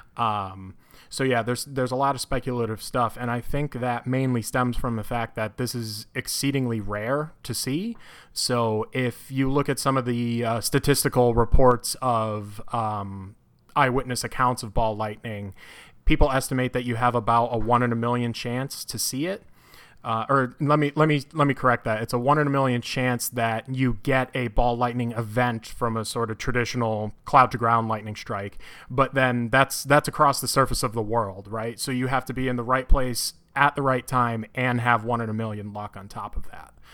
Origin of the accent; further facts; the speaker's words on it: Connecticut, United States; moved away as an adult; now in Urbana-Champaign, United States; I'm originally from Connecticut